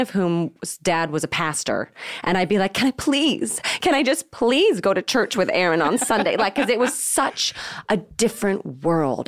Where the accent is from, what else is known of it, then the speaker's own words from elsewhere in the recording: Marin County, California, United States; We grew up in Marin County